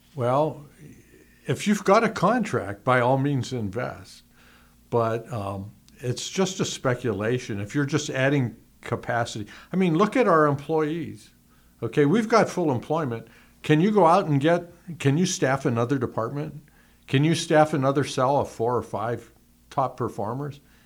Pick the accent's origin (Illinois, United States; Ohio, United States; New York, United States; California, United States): Ohio, United States; Youngstown; moved away; I came from Youngstown